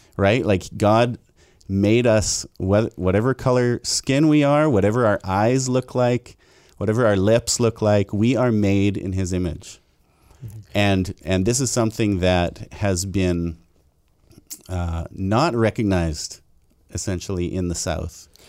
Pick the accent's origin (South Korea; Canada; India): Canada; Abbotsford, British Columbia; a white guy who was born and raised in Abbotsford